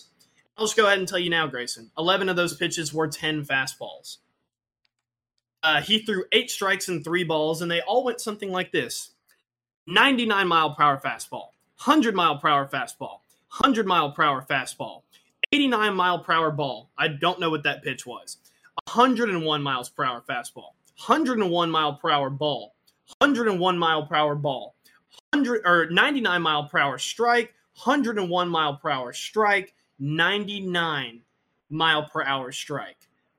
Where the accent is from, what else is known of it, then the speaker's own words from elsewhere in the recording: Curaçao; I grew up in Curacao. I can talk to fish.